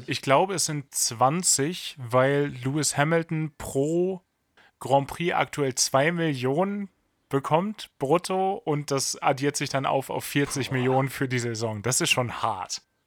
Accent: Germany; Wir als Deutsche

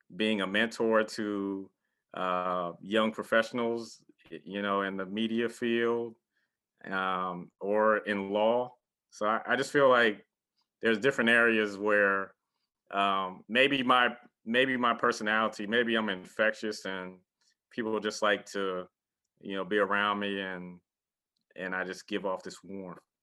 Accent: Beaufort, South Carolina, United States; moved away; also born or lived in Chapel Hill, North Carolina; interning at a TV station in my hometown of Beaufort, South Carolina

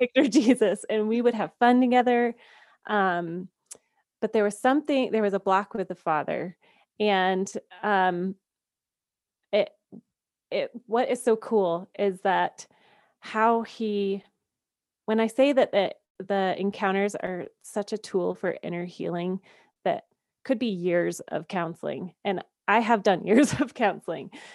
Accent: Georgia, United States; moved away as an adult; now in Colorado, United States; I am a Southern girl at heart. I grew up in Georgia

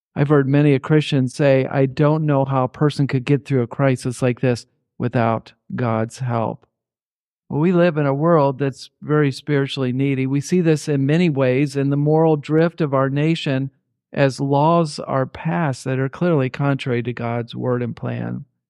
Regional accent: Indianapolis, Indiana, United States; moved away; also born or lived in Fillmore, Minnesota / Harrodsburg, Kentucky; growing up in Indianapolis, Indiana

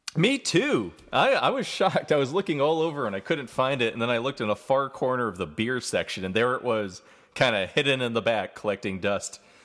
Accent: New York, United States; moved away as an adult; also born or lived in Vermont; now in Atlanta, United States; I was from New York

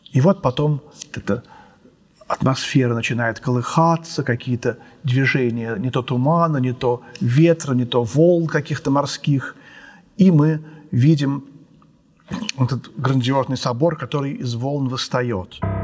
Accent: Moscow, Russia; мы все москвичи, все русские

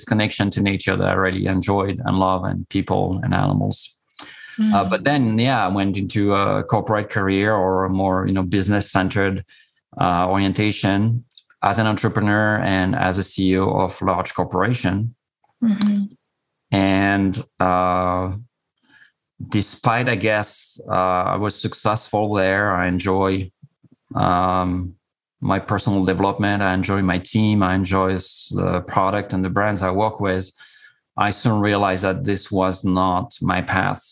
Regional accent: Corsica, France; I'm coming from Corsica. It's a small island in the Mediterranean

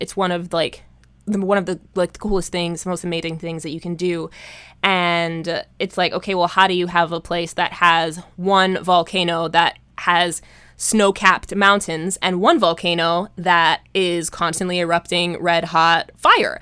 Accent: Hawaii, United States; growing up in Hawaii in the nineties

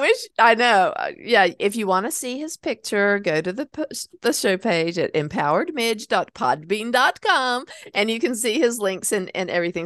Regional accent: North Carolina, United States; my hometown

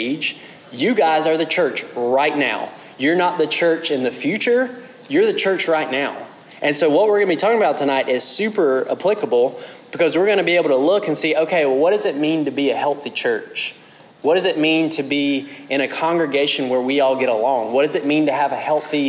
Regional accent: South Central Georgia, United States; moved away; I'm from South Central Georgia.

